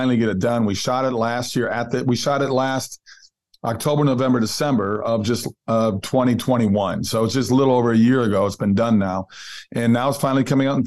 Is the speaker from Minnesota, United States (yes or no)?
yes; Minnesota, United States; I grew up in Minnesota. I'm Norwegian, typical Lutheran family.